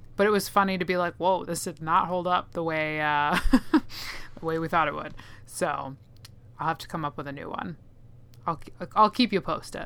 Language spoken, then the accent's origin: English; Minnesota, United States; accent: Minnesotan; my Minnesotan accent